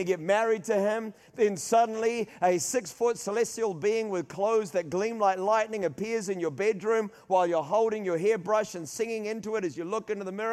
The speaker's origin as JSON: {"language": "English", "region": "Auckland", "country": "New Zealand", "tie": "born or raised there", "said": "My mother is from Rotorua. We grew up in Auckland."}